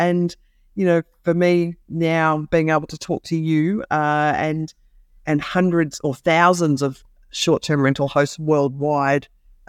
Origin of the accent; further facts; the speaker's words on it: Kakadu, Northern Territory, Australia; I grew up in Kakadu in the Northern Territory. Now, if anybody has watched Crocodile Dundee, that's where I lived.